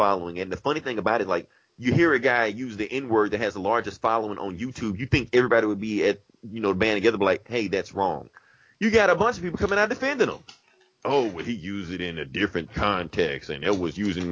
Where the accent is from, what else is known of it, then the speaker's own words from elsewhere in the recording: Atlanta, Georgia, United States; moved away; I'm really from Atlanta